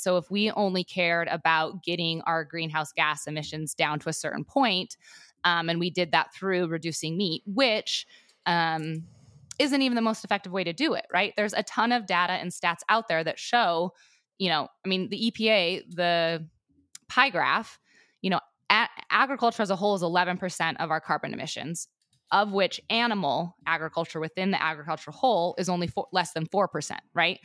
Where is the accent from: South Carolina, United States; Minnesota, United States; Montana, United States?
Montana, United States; Southwest; I was raised in Southwest Montana on a ranch